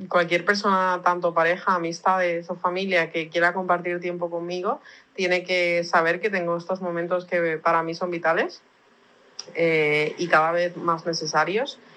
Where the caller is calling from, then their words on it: Valencia, Valencian Community, Spain; de Valencia, España.